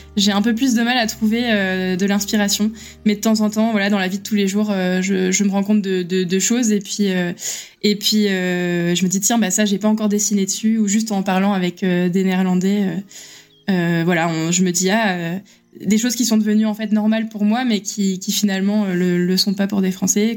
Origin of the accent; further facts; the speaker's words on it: France; moved away; en tant que Français à l'étranger